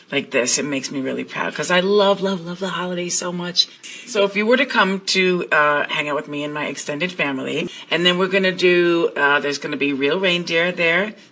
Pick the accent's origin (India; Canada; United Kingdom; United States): United Kingdom; England; my parents, I'm, I'm English, so we persevere with all the English traditions